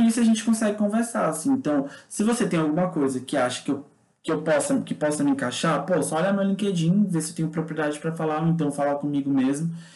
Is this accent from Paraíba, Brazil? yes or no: no; Maranhão, Brazil; also born or lived in Brasília / São Luís; Sou nordestino, né? Sou maranhense.